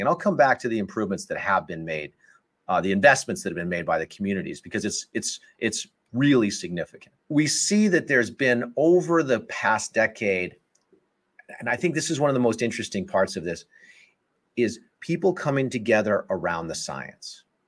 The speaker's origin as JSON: {"language": "English", "town": "Colorado Springs", "region": "Colorado", "country": "United States", "tie": "born or raised there", "also_born_or_lived": "Wisconsin / New Haven, Connecticut", "moved": "as an adult", "said": "I grew up in Colorado Springs, Colorado"}